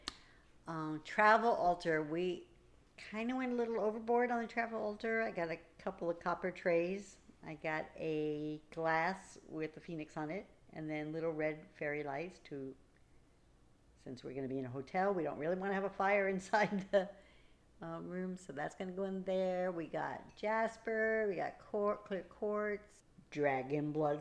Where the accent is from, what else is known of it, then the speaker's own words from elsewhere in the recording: East Coast, United States; moved away as an adult; now in Oregon, United States; I was raised on the East Coast